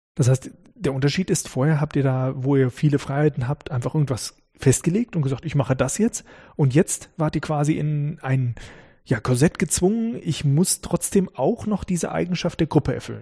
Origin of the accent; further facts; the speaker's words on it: Northern Germany, Germany; now in Karlsruhe, Germany; ich komme aus Norddeutschland